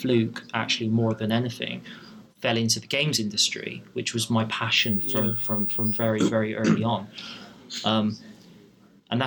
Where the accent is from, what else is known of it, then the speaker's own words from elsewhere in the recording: Bristol, South West England, United Kingdom; I wanted to stay in my hometown, which was Bristol